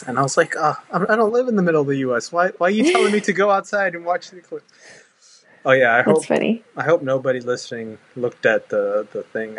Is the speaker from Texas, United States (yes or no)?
yes; Houston, Texas, United States; Houston, Texas.